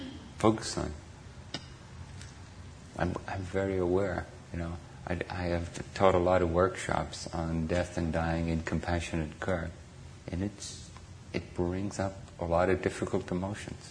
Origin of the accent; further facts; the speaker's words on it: Ireland; now in Redwood City, United States; I grew up in Ireland